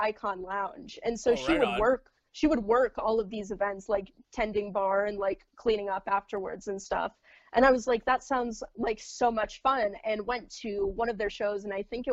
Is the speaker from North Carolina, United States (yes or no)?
no; Sturgis, South Dakota, United States; I grew up in the Black Hills